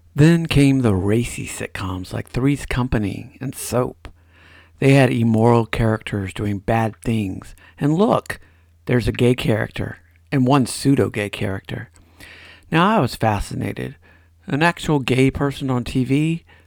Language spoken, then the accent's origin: English; right outside of Atlanta, Georgia, United States; I grew up right outside of Atlanta in a lower middle class neighborhood.